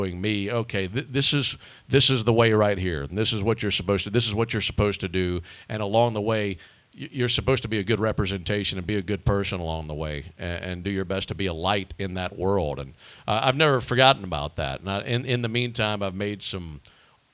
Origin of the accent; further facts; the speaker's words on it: Pearl, Mississippi, United States; The Mississippi Braves had been there since 2005 in my hometown